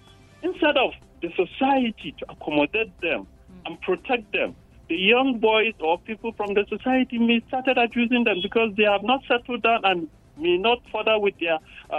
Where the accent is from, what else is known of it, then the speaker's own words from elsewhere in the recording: Nigeria; Nigerians and as a society, we